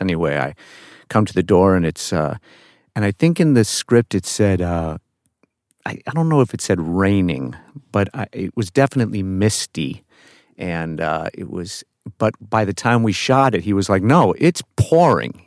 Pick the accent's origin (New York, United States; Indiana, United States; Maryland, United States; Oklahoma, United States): New York, United States; I'm from New York